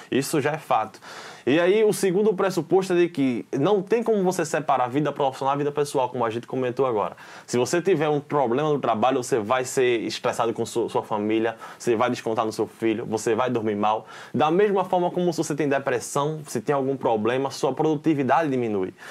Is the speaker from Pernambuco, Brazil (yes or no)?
yes; Arcoverde, Pernambuco, Brazil; now in Recife, Brazil; eu, moro em Recife atualmente, mas eu nasci, sou original de Arco Verde, no interior.